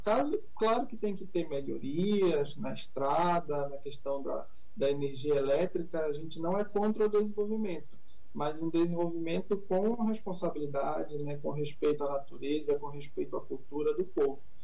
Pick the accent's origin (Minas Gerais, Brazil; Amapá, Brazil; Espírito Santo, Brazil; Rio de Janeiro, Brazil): Amapá, Brazil; Pontinha; Eu sou lá da Pontinha